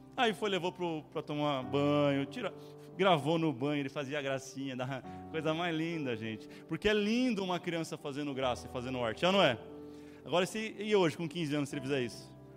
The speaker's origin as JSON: {"language": "Portuguese", "town": "São Bernardo do Campo", "region": "São Paulo", "country": "Brazil", "tie": "born or raised there", "said": "Tinha muito bichinho no terreno onde eu, onde eu cresci, ali em Nova Petrópolis"}